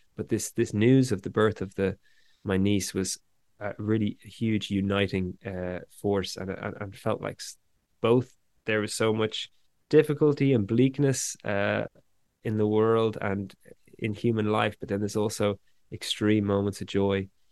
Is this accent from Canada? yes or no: no; Dublin, Ireland; also born or lived in west of Ireland; growing up here in Ireland